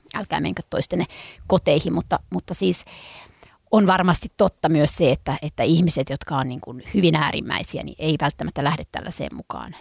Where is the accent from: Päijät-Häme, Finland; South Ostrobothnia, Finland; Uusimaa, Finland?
Uusimaa, Finland; Helsinki; Mä oon kotoisin täältä